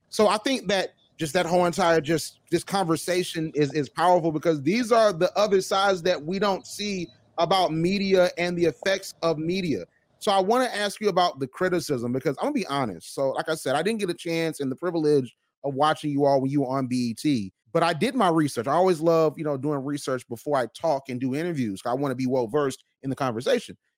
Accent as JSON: {"language": "English", "region": "Georgia", "country": "United States", "tie": "born or raised there", "said": "my home state of Georgia"}